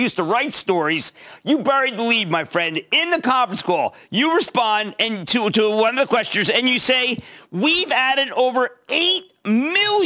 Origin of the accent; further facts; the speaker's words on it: Philadelphia, Pennsylvania, United States; I'm from Philadelphia.